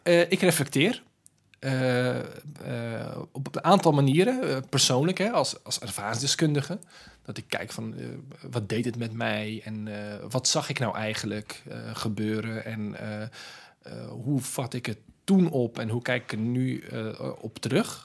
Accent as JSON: {"language": "Dutch", "town": "Rotterdam", "region": "South Holland", "country": "Netherlands", "tie": "born or raised there", "said": "ik ben geboren en getogen in Rotterdam."}